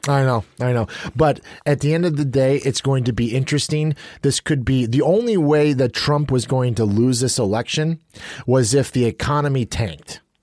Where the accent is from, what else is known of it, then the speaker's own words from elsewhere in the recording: United States; as an American